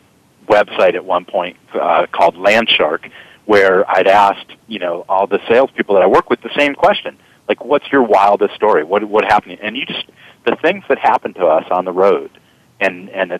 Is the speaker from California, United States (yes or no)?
no; Massachusetts, United States; moved away; also born or lived in Houston, Texas; I'm a Yankee. I'm from Massachusetts.